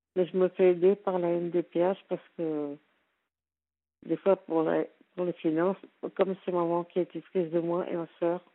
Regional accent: Béthune, Hauts-de-France, France; Je suis de Béthune.

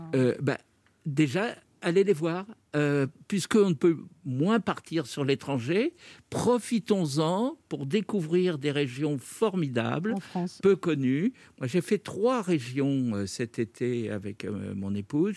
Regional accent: Brittany, France; je suis breton

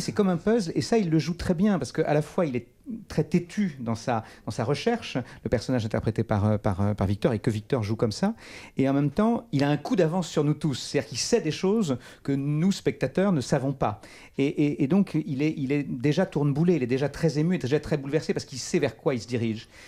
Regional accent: Charente, Nouvelle-Aquitaine, France; là où je suis né, là où j'ai grandi

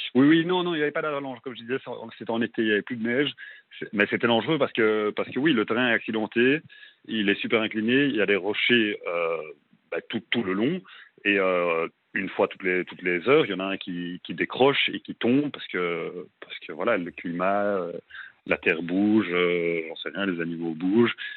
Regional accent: Belgium; moved away as an adult; also born or lived in Brussels, Belgium; now in Melbourne, Australia; je suis, je suis à Bruxelles, en Belgique. Je suis belge.

